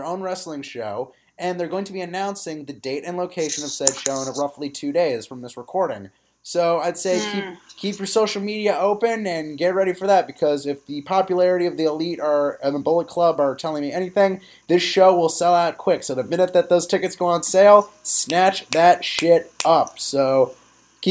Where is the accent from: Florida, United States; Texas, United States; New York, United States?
New York, United States; As a New Yorker